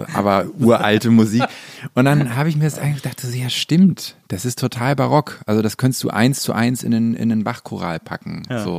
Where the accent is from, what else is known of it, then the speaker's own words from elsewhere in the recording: Hamburg, Germany; ich bin ja in Hamburg groß geworden